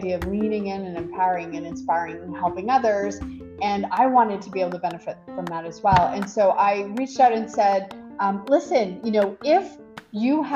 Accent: Quebec, Canada; moved away as an adult; now in Ottawa, Canada; I didn't grow up in Ottawa, I grew up in Quebec

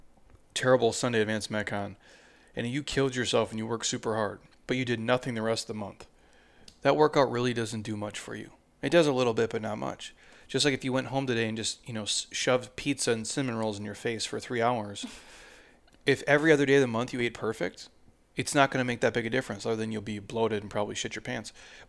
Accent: Minnesota, United States; I'm from Minnesota. The state fair, they deep fry Snickers.

